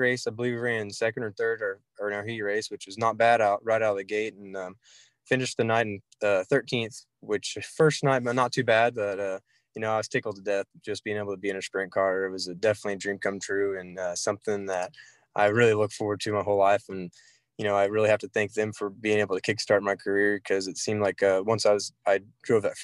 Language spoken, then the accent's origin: English; Port City, Oklahoma, United States; I grew up around Fort City